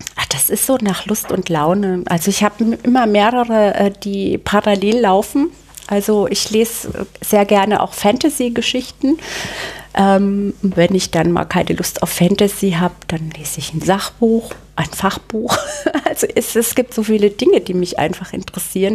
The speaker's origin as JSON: {"language": "German", "town": "Bad Neustadt an der Saale", "region": "Bavaria", "country": "Germany", "tie": "born or raised there", "also_born_or_lived": "Munich", "moved": "as an adult", "said": "in Bad Neustadt aufgewachsen. Das ist bayerische Rhön. Mhm. Das hört man auch so ein bisschen an meinem R."}